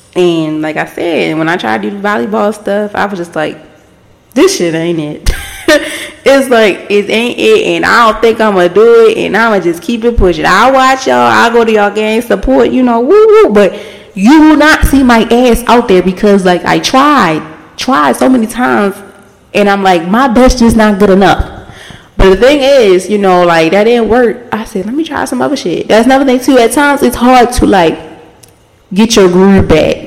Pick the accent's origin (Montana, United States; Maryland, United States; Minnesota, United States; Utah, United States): Maryland, United States; Baltimore; where I'm from, I'm from Baltimore. If you don't know, I'm from Baltimore.